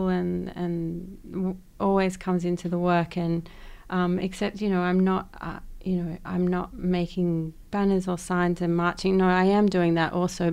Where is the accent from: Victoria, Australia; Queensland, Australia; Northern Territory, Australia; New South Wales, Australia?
New South Wales, Australia; Sydney; I grew up in Western Sydney